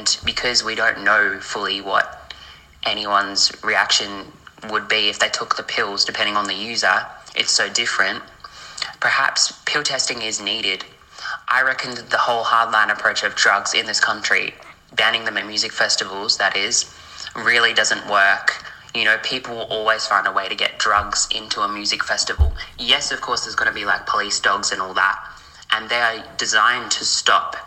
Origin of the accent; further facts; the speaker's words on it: Australia; I'm from Australia